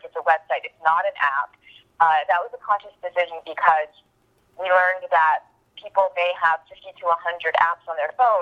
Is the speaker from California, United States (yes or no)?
no; Texas, United States; moved away as an adult; also born or lived in Iowa; I'm actually from Texas